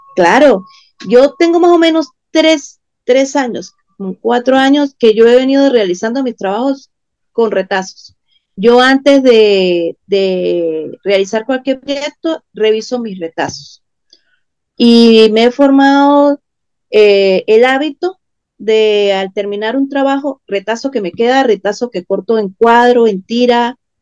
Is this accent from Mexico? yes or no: no; Venezuela; en países como Venezuela, Argentina, que también estamos complicados políticamente